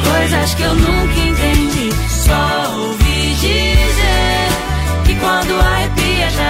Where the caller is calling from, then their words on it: Salvador, Bahia, Brazil; de Salvador, sou de Salvador, e acompanho a Rádio Vai Vai Brasília com Rose de Bar